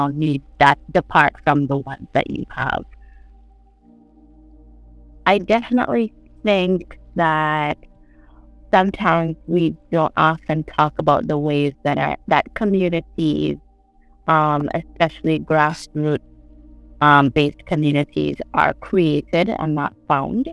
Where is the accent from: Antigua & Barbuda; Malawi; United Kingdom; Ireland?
Antigua & Barbuda; St. John's, Saint John